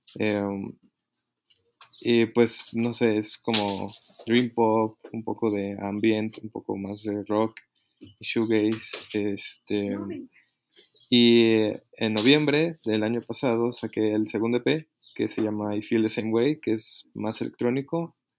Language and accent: Spanish; Mexico City, Mexico; soy de aquí, de, la Ciudad de México